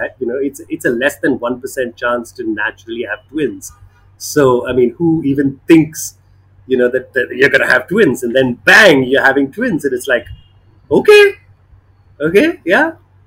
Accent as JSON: {"language": "English", "town": "Bangalore", "region": "Karnataka", "country": "India", "tie": "born or raised there", "moved": "yes", "lives_now": "Chennai, India", "said": "I grew up in Bangalore"}